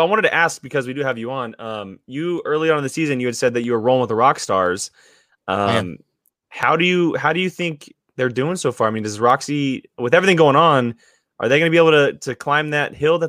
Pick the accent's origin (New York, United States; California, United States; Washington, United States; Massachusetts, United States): California, United States; Sacramento; Because I'm from the Sacramento area